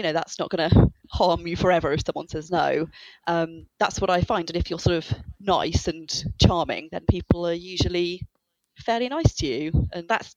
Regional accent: United Kingdom; I'm British.

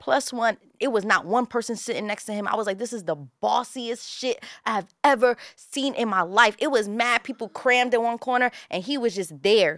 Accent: New York City, New York, United States; I'm born and raised in Bushwick, Brooklyn

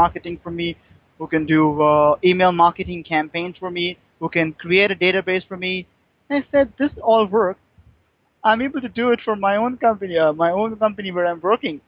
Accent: Mumbai, Maharashtra, India; I'm from India, Mumbai.

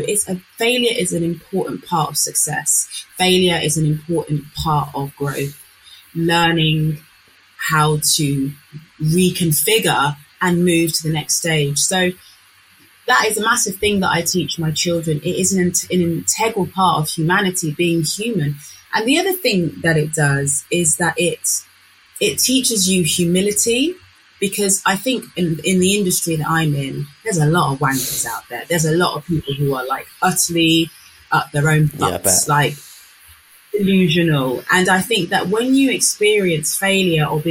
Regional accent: Northampton, East Midlands, United Kingdom; I'm from Northampton.

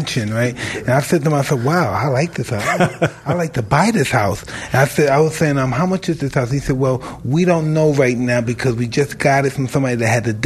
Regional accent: New York City, New York, United States; I'm from Brooklyn

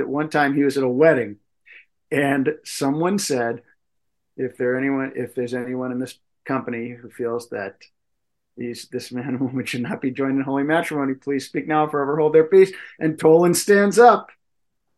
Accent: Massachusetts, United States; we're also from Massachusetts

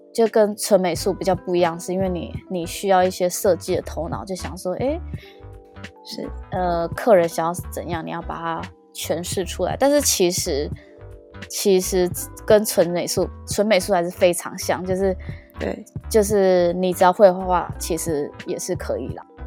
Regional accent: Taiwan; now in Toronto, Canada; 真的真的是跟我们台湾人会想象的不太一样

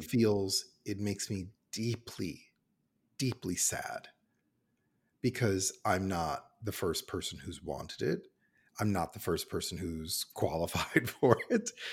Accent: Cincinnati, Ohio, United States; now in Toronto, Canada; I'm American and I grew up in Cincinnati, Ohio

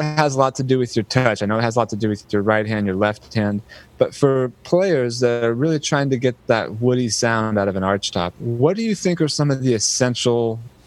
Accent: the Bay Area, California, United States; as a kid growing up in the Bay Area

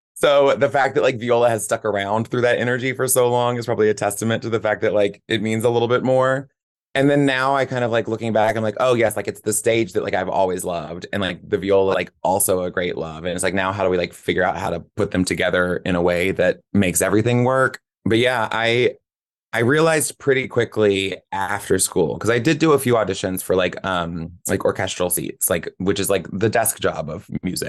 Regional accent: Nashville, Tennessee, United States; also born or lived in Charleston, South Carolina / Monterey, California; from, like, age three to eighteen, I was here

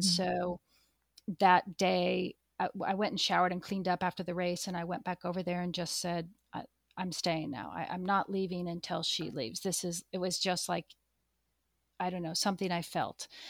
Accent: Pacific Northwest, United States; moved away; I grew up in the Pacific Northwest

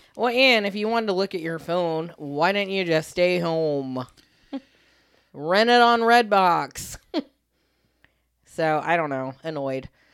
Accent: Riverview, Florida, United States; My hometown is Riverview

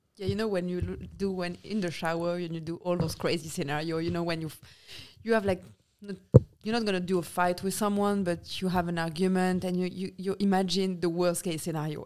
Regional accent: Nice, Provence-Alpes-Côte d'Azur, France; English is a second language; moved away as an adult; now in United States; we come from the south

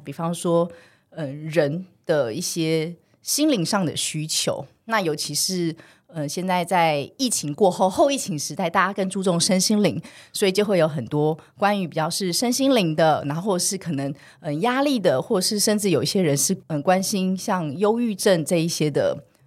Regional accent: Taiwan; 我从小是在眷村长大的

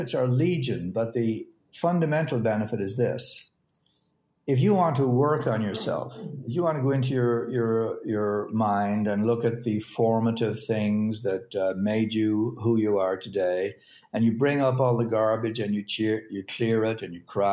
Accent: Ireland; I grew up in Ireland

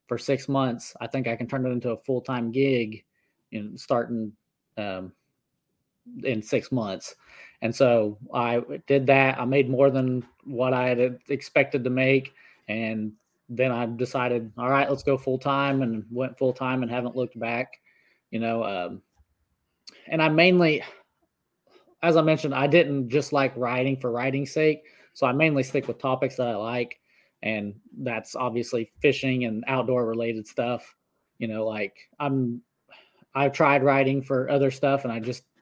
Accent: Northeast Oklahoma, United States; I grew up in Northeast Oklahoma. I still live here. I actually live on the same 60 acres that I grew up on

